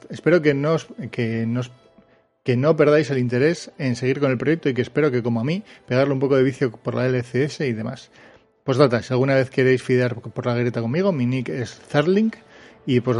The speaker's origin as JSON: {"language": "Spanish", "country": "Mexico", "said": "Pues hola … soy de México."}